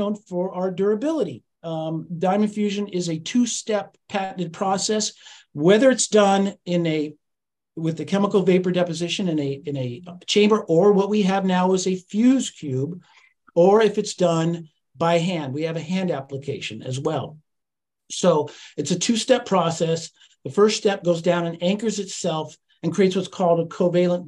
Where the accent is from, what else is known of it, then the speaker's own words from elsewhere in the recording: Monterey area, California, United States; now in Santa Cruz, United States; I grew up in Marina and then Pacific Grove and Monterey and Carmel and all that. And then moved to Santa Cruz up where Chris is